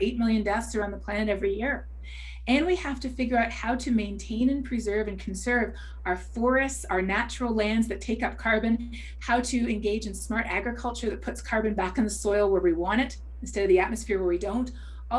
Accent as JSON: {"language": "English", "country": "Canada", "said": "As a Canadian"}